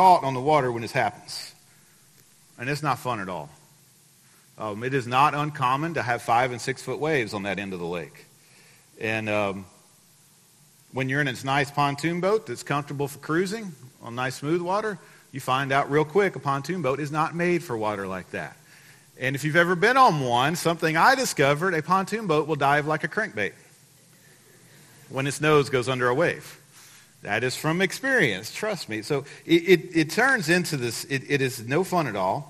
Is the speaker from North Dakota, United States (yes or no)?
no; Livingston, Texas, United States; I grew up in Livingston. And for the better part of my life, I lived on Lake Livingston